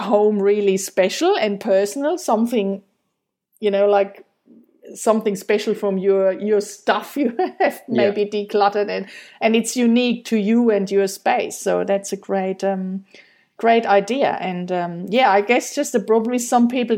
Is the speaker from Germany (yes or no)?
yes; Germany; moved away; I'm from Germany